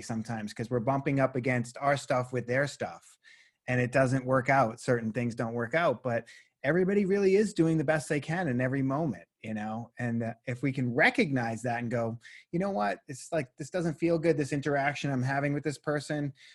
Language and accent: English; Boston, Massachusetts, United States; moved away as an adult; also born or lived in Los Angeles, California; now in Bend, United States; I grew up in Boston for 23 years